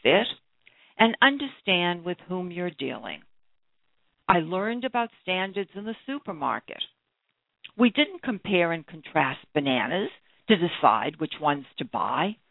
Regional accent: Brookline, Massachusetts, United States; I grew up in Brookline, Massachusetts, a few blocks away from the birthplace of John F. Kennedy

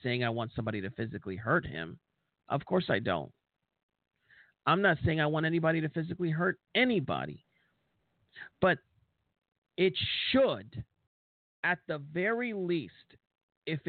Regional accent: United States

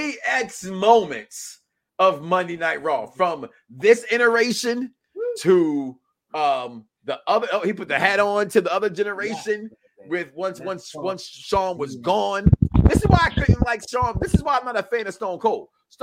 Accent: Chicago, Illinois, United States; I'm from Chicago.

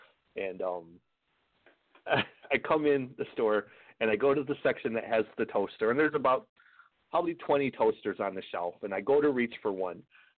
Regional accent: Michigan, United States; moved away; also born or lived in Arkansas; I lived in Arkansas for about 10 years. So I'm originally from Michigan, but I live down there.

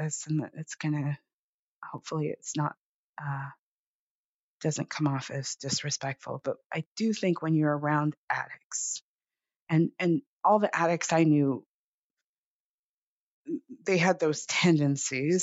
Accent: Los Angeles, California, United States; also born or lived in Oakland; I grew up in Los Angeles

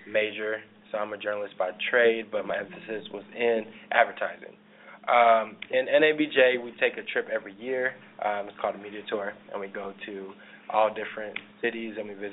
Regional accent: Denver, Colorado, United States; I'm originally from Denver, Colorado.

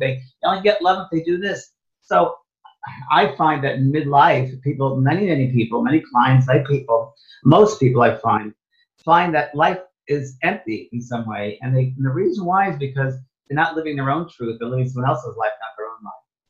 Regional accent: New York, United States; moved away as an adult; also born or lived in San Francisco, California / Los Angeles, California; I thought I was from New York.

